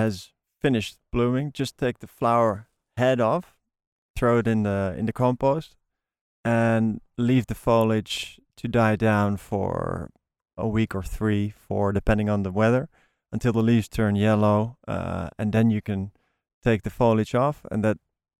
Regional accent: Netherlands; moved away; I'm from Holland

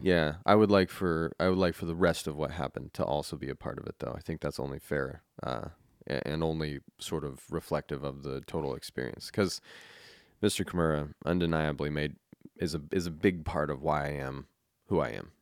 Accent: Colorado, United States; also born or lived in California; now in Saint Helens, United States; growing up in Colorado

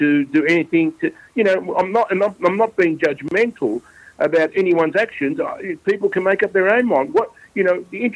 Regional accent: Melbourne, Victoria, Australia; also born or lived in Footscray; I was born in Footscray, so I grew up in and around West Melbourne, Victoria Market.

